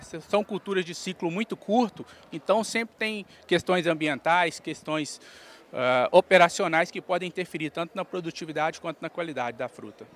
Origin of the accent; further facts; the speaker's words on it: Belo Horizonte, Minas Gerais, Brazil; also born or lived in Turmalina, Minas Gerais; eu nasci em Belo Horizonte, mas a minha infância eu fui criado até os cinco anos no Vale do Jequitinhonha. Uhum numa cidade chamada Turmalina. Aí depois, com cinco anos de idade, eu vim para BH